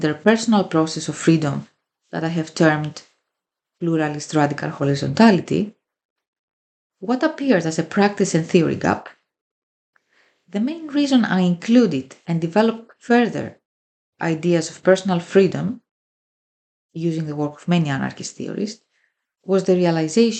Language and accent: English; Greece; I come from Greece and a working class immigrant family background.